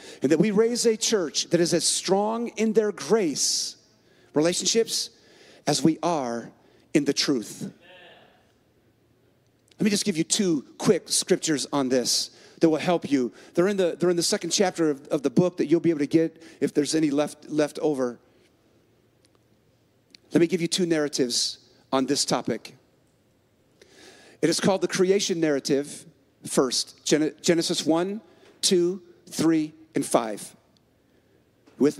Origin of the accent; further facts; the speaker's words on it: San Francisco, California, United States; now in Minneapolis, United States; I was born in San Francisco and I live in Minneapolis